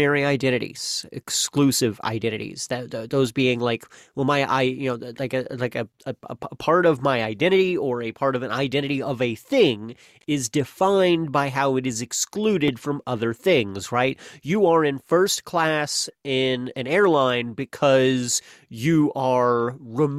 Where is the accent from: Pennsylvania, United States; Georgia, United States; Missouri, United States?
Missouri, United States; Missouri, my home state